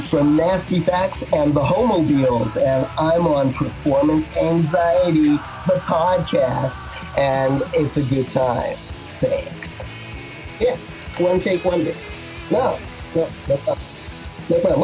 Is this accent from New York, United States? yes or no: yes; New York City, New York, United States; I'm from Brooklyn